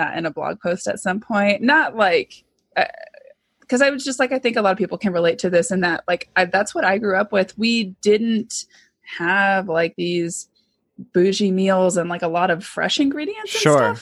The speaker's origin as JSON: {"language": "English", "region": "Southern California", "country": "United States", "tie": "born or raised there", "said": "I grew up in Southern California"}